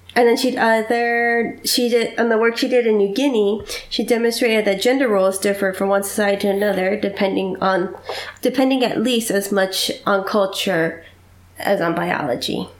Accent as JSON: {"language": "English", "town": "Doylestown", "region": "Pennsylvania", "country": "United States", "tie": "born or raised there", "said": "graduated in 1918 from Doylestown High School. That is my hometown."}